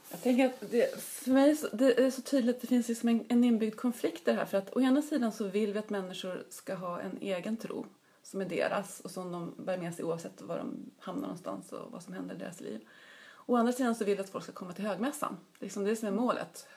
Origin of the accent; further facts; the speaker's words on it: Uppsala, Uppsala County, Sweden; jag är ju uppvuxen i Uppsala och började plugga på universitetet här